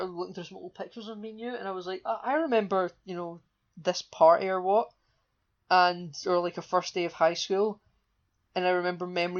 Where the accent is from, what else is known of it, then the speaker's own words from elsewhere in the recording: central belt of Scotland, United Kingdom; accent: Scottish; we're from the central belt of Scotland.